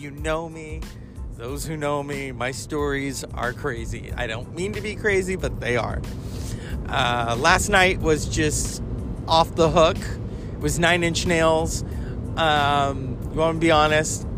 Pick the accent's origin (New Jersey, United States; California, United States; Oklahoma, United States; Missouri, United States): California, United States; I am from California